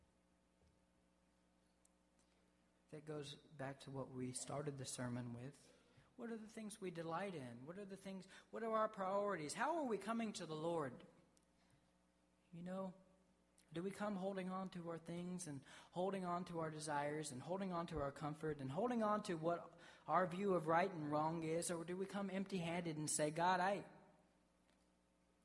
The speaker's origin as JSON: {"language": "English", "region": "the South", "country": "United States", "tie": "born or raised there", "said": "I grew up in the South"}